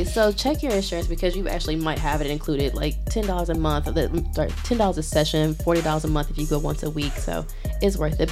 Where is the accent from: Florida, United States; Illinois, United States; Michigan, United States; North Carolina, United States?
Illinois, United States; Chicago; now in Providence, United States; I'm from Southside Chicago